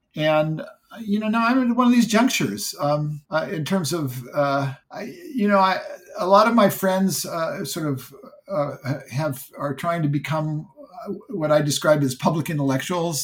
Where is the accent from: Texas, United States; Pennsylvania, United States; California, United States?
California, United States; Silicon Valley; I grew up in Silicon Valley